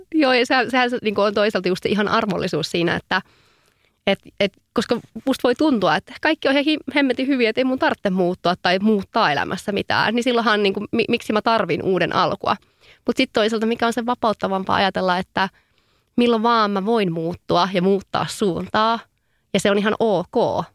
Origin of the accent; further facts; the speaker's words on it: Savo, Finland; now in Helsinki, Finland; mä oon savolainen höpöttäjä